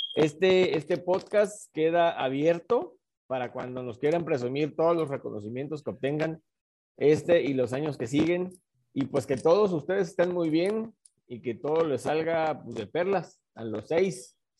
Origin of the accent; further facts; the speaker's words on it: Mexico; mi país